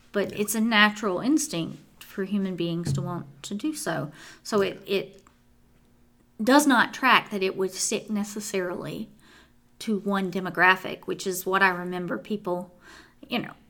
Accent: Pamplico, South Carolina, United States; Pamplico, again, y'all have heard me mention on the podcast before, is my hometown.

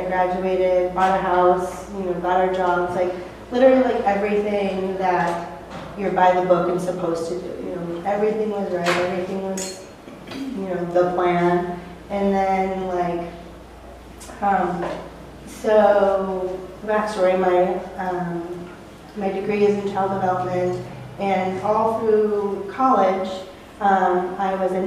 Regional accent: Alaska, United States; moved away as an adult; we're from Alaska. We moved in 2012. We are from a little island town, 8,500 people and 14 miles of paved road.

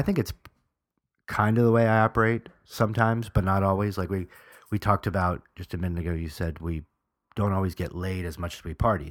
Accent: New York, United States; I'm from New York

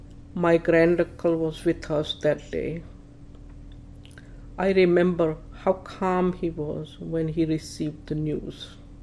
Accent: North India, India; now in Toledo, United States; months after I moved to Toledo, I met Shiva, now my husband, at a party. He is from South India and I am from North India. So we did not have a common Indian language. As we know, he speaks Tamil and I speak Gujarati.

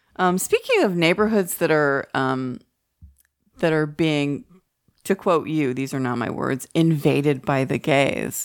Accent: Allen, Texas, United States; moved away; also born or lived in Oak Lawn; we grew up in Allen, or we, we went to Allen High School

